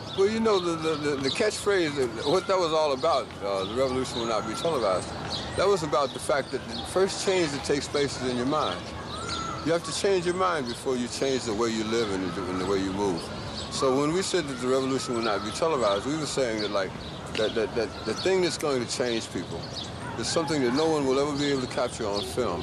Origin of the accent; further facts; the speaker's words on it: United States; we were born Americans